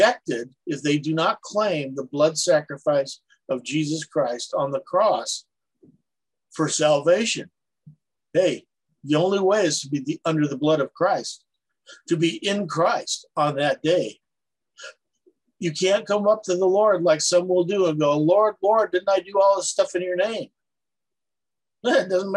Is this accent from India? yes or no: no; Palau; where I grew up out in Palau